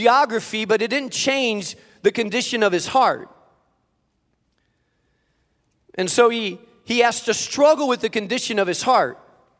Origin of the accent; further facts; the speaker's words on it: Spain; I grew up in Spain, so it's actually the southern tip of Spain, right above Africa, and there is some nice weather there.